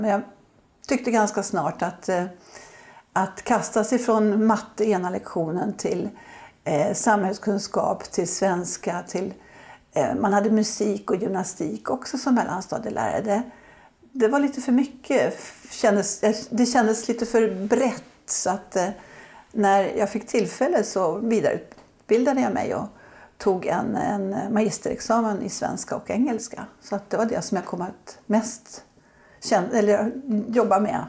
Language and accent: Swedish; Södertälje, Stockholm County, Sweden; jag är uppvuxen i Södertälje